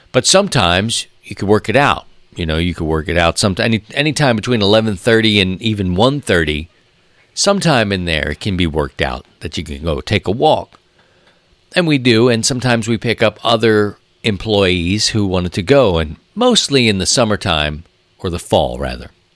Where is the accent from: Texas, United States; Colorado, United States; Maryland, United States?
Maryland, United States; Baltimore; moved away; growing up in Baltimore